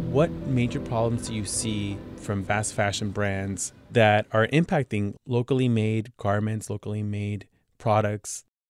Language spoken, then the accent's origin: English; Los Angeles, California, United States; here in my hometown